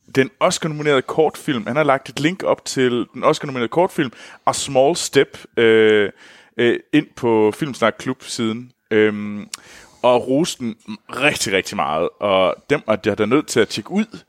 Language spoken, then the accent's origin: Danish; North of the Limfjord, North Denmark Region, Denmark; Jeg kommer Nordenfjords fra, så jeg bruger aldrig ræb